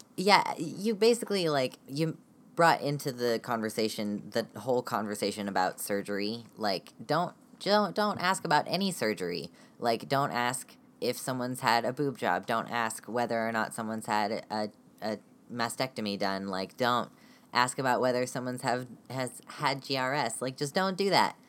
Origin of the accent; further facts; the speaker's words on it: United States; I am from the United States